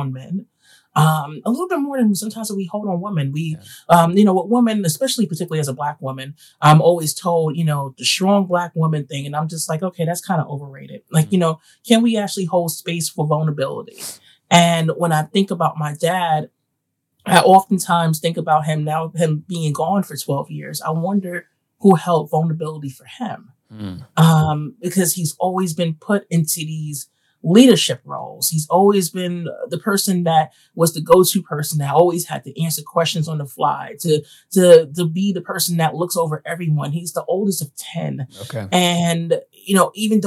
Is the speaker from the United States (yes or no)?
yes; New York City, New York, United States; I grew up in Bed-Stuy, Crown Heights, East New York, Brooklyn